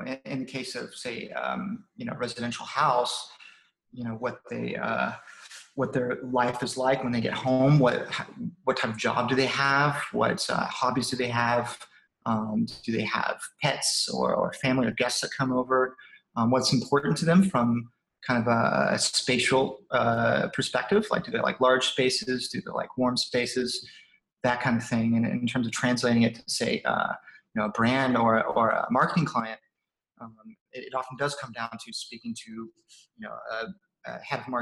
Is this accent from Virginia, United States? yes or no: no; South Carolina, United States; moved away as an adult; also born or lived in Shanghai, China; I'm from South Carolina originally. I was there until basically college or university